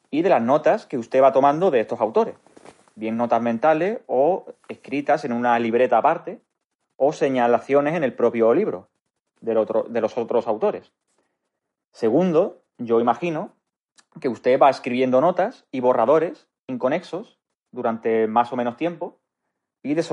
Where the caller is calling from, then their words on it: Málaga, Andalusia, Spain; Hola, don Antonio. … de Málaga.